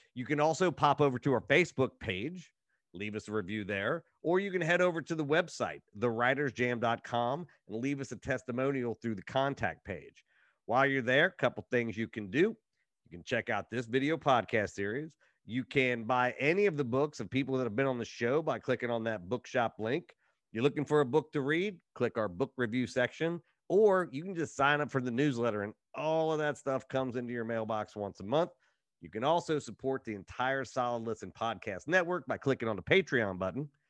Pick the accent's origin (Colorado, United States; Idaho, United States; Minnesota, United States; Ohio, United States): Ohio, United States; Appalachian; I'm from a small Appalachian town in Ohio